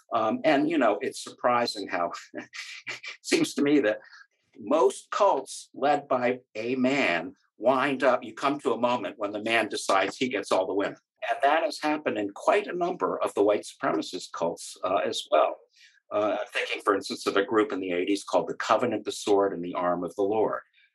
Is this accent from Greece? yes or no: yes; Greece; my God, I grew up partly in Greece. It's the most wonderful country.